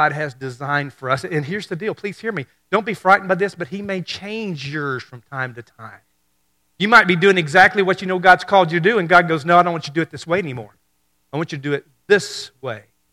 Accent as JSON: {"language": "English", "town": "Hurricane", "region": "Mississippi", "country": "United States", "tie": "born or raised there", "said": "when I was a kid growing up in Hurricane, Mississippi."}